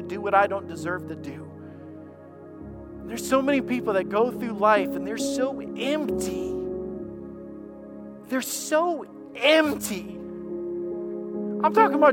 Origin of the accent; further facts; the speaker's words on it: Alabama, United States; I'm a redneck from Alabama